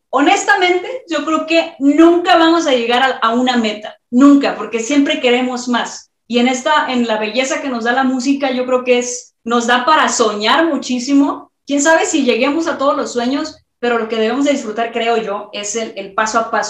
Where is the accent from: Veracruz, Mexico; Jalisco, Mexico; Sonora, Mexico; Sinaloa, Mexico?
Jalisco, Mexico; Guadalajara; soy de Guadalajara, la tierra del, de, de, vamos, soy de Jalisco, la tierra del mariachi, la tierra del tequila, la tierra de, todo lo que representa México.